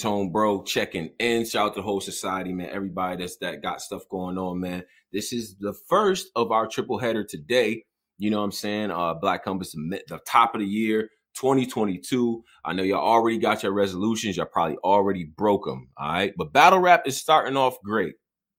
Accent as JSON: {"language": "English", "town": "Rochester", "region": "New York", "country": "United States", "tie": "born or raised there", "also_born_or_lived": "Houston, United States", "said": "Now, I was just born there. Most of my family lives out there, but I grew up in Rochester."}